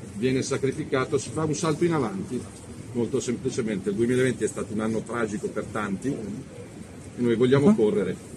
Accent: Milan, Lombardy, Italy; da cittadino lombardo e da milanese

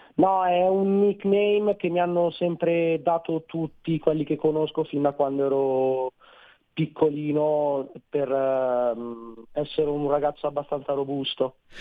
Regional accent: Nerviano, Lombardy, Italy; Nerviano, provincia di Milano

